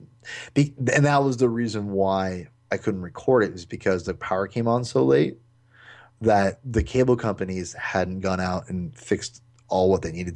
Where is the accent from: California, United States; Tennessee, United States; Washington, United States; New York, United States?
Washington, United States; Lake Stevens; growing up in Lake Stevens, Washington